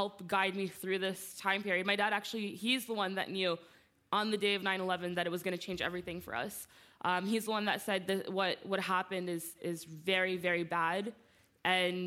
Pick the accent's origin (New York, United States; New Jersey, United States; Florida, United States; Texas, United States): New Jersey, United States; I was born and raised in New Jersey